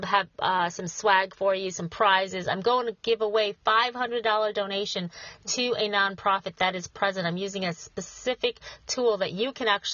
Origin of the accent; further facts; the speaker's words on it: Schenectady, New York, United States; Schenectady, New York, my hometown